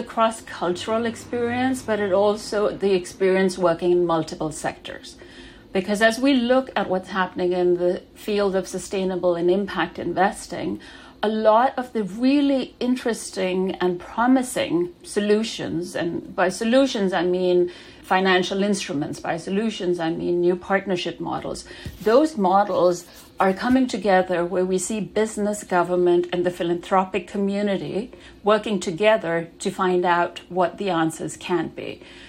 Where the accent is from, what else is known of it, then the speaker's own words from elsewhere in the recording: Denmark; also born or lived in Pakistan; I was born in Denmark to parents that had moved there from Pakistan. So my childhood was spent shuffling back and forth between those two countries.